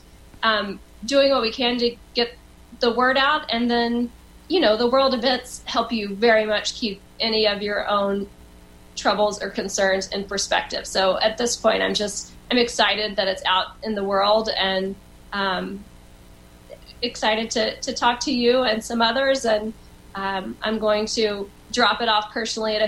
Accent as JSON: {"language": "English", "town": "Liberty", "region": "Texas", "country": "United States", "tie": "born or raised there", "also_born_or_lived": "Austin, Texas / Houston, Texas", "moved": "as an adult", "lives_now": "New York City, United States", "said": "I grew up in Liberty my entire life till I went to college"}